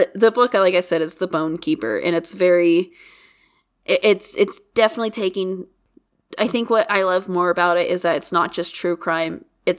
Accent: Midwest, United States; moved away; S and I are both from the Midwest. We're not from Ohio, but we're from the Midwest.

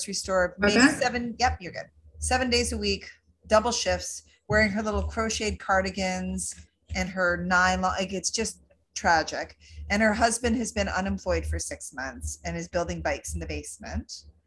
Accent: Owen Sound, Ontario, Canada; So Owen Sound in Meaford, it was filmed there, and it was filmed there when I was actually growing up

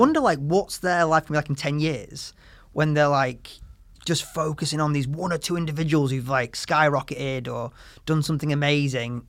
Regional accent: the north of England, United Kingdom; grew up in the north of England in the nineties and two thousands

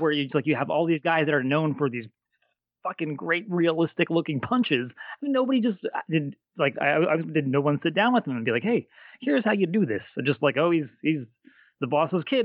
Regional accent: Stamford, Connecticut, United States; I'm from, grew up in Stanford

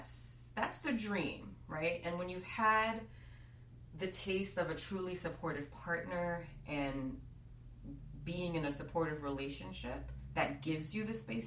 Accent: New York, United States; being a New Yorker is definitely like a part of the fabric of who I am.

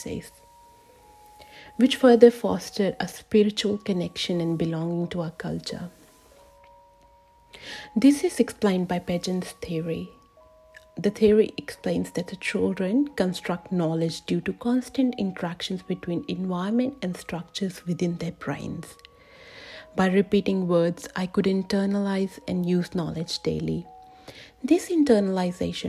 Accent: India; I was born and raised in India

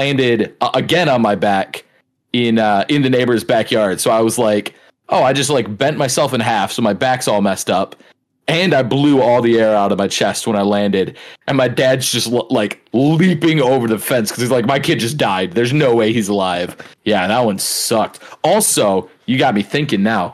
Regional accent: Allen Park, Michigan, United States; growing up in Allen Park, we had a double wide lot

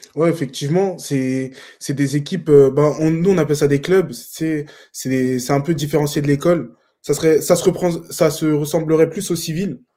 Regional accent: France; moved away as an adult; also born or lived in Fontenay-sous-Bois, France; now in Jonquière, Canada; nous, les Français, même si on vient d'Europe

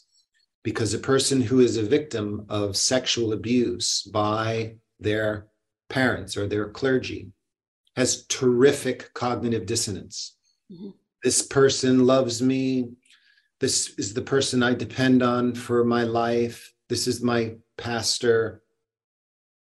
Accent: Boston, Massachusetts, United States; I was born in Boston

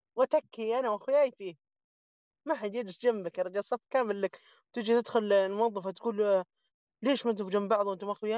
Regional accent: Saudi Arabia; عندنا في السعوديه هنا

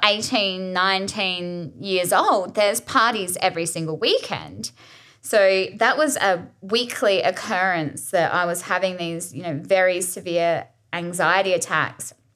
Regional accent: Adelaide, South Australia, Australia; also born or lived in Gili Trawangan, Indonesia; I was born and raised in Adelaide, and I love it here

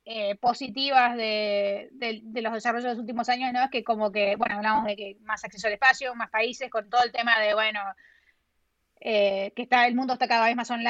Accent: Argentina; Eh, y obviamente, como argentina, ¿no? Lo, que siempre quiero ver es como que, qué sé yo, que, que, todos que los argentinos puedan elegir si quedarse o irse, ¿no?

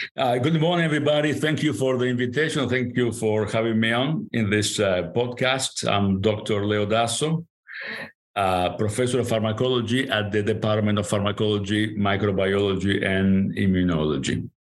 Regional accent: Montevideo, Uruguay; first language Spanish; English is a second language; moved away; I was born in Montevideo, Uruguay. I grew up in Montevideo, Uruguay

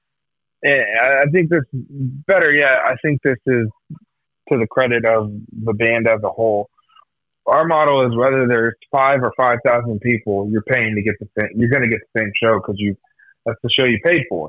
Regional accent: Iowa, United States; we're all from Iowa.

